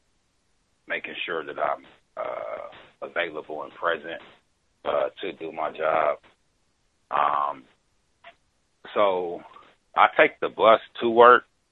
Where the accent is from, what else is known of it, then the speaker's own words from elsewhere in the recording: Wisconsin, United States; now in California, United States; I'm from Wisconsin